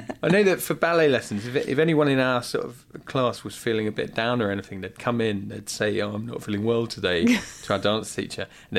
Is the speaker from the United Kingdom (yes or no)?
yes; Wellington, England, United Kingdom; I'm still from Wellington City.